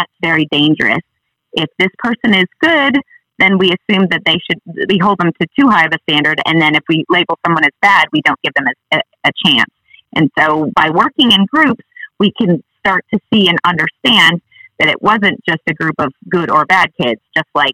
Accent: Sheboygan, Wisconsin, United States; now in North Little Rock, United States; I come from Sheboygan, Wisconsin, originally, but I live here with my family now.

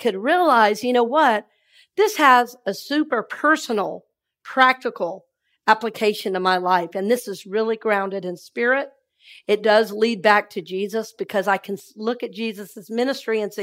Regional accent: Red Oak, Georgia, United States; now in Tampa, United States; I'm from Red Oak, Georgia

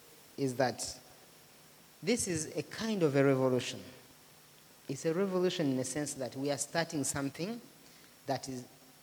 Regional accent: Rwanda; I come from Rwanda, and I did my university in Rwanda.

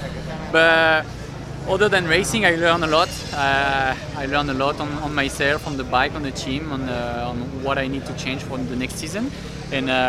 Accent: France; English is a second language; moved away as an adult; now in United States; I'm French

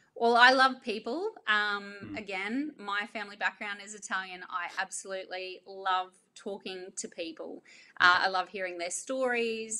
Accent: Ingham, Queensland, Australia; also born or lived in Townsville; it's close to my hometown, which is Ingham

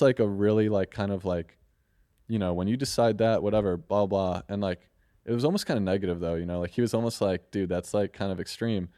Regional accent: St. Louis, Missouri, United States; I'm from Saint Louis, Missouri

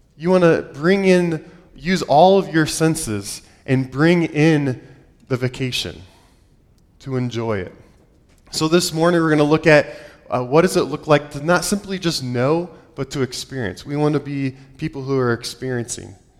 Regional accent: Ohio, United States; moved away; I grew up in Ohio. I'm an Ohio boy through and through.

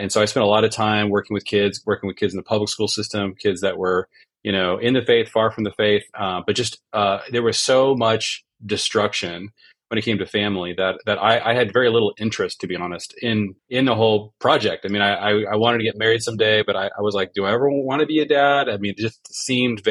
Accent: just south of Seattle, Washington, United States; I grew up in the Northwest, not too far from you, in Seattle, just south of Seattle

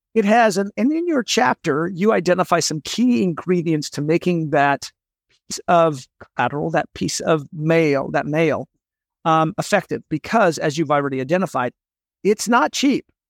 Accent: Seattle, Washington, United States; I grew up in Seattle

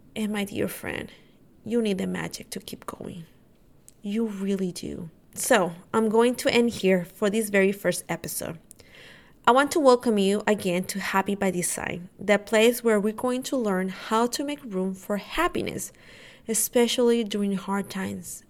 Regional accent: Honduras; now in Texas, United States; my family lives in Honduras. I'm from Honduras.

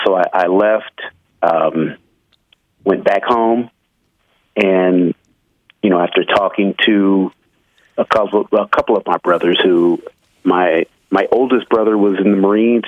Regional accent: Midwest, United States; I'm from the Midwest

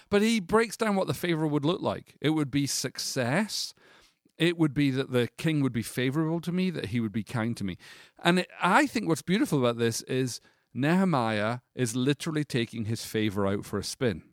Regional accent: United Kingdom; as a British person

